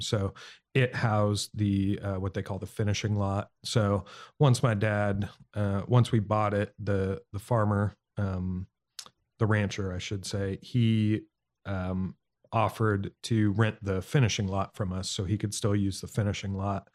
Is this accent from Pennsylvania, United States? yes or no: no; Montana, United States; moved away; growing up in Montana